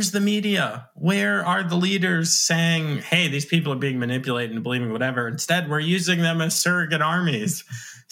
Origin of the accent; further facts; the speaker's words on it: New York, United States; I was born in New York